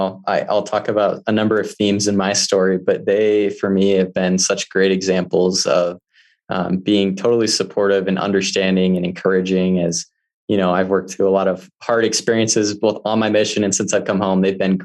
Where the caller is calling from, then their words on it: Midway, Utah, United States; So I am calling from Midway, Utah. I'm currently house sitting right now for a friend who's out of the country.